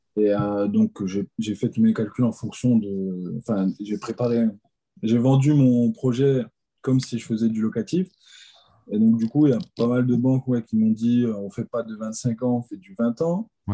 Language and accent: French; Alsace, Grand Est, France; je viens d'Alsace